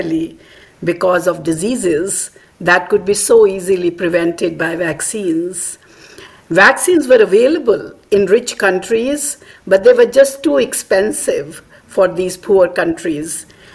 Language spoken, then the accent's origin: English; India; moved away as an adult; also born or lived in Australia; my home country in India.